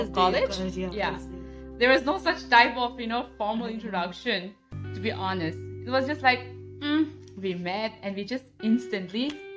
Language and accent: English; Nagaland, India; I belong to Chang community, and I'm from Nagaland.